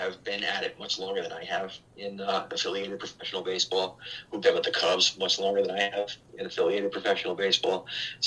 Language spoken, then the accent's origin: English; Albany, New York, United States; I grew up a Yankees fan growing up on New Scotland Avenue in Albany, New York